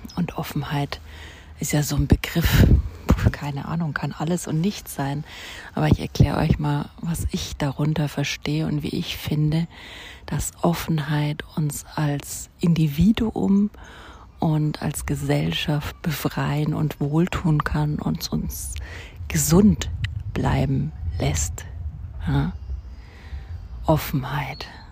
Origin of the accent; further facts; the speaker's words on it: Germany; Deutschland, wo ich aufgewachsen bin